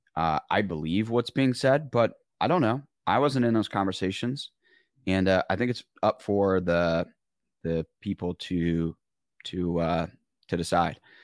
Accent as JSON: {"language": "English", "region": "Michigan", "country": "United States", "said": "I'm from Michigan."}